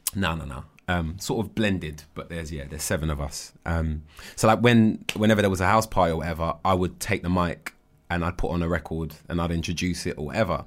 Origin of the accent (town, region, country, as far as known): United Kingdom